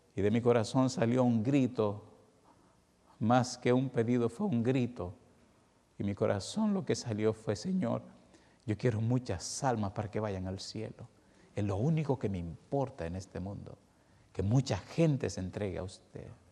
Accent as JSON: {"language": "Spanish", "country": "Dominican Republic", "said": "siendo como soy, dominicano de sangre caliente"}